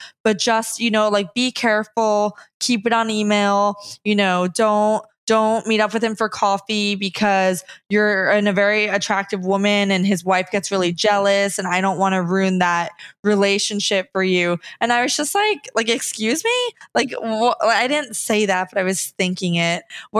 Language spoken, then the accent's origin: English; New Jersey, United States; because I'm from New Jersey.